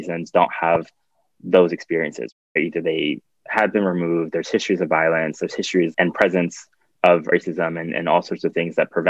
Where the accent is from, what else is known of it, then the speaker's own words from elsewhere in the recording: Philadelphia, Pennsylvania, United States; growing up in Philadelphia, that means I also grew up in our homelands. So my family has been in New Jersey and Delaware for the, you know, 6-7 generations. And so I have a certain attachment to where I come from